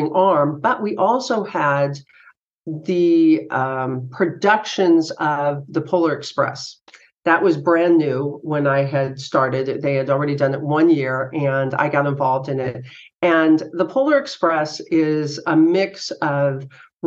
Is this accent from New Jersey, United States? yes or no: no; East Bay area, California, United States; moved away as an adult; now in Sacramento, United States; Originally, I was from the East Bay area